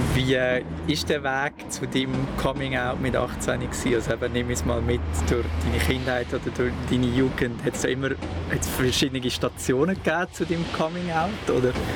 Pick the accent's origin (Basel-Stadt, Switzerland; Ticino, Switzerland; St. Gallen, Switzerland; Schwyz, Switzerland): Schwyz, Switzerland; Brunnen; ich bin auch im Kanton Schweiz aufgewachsen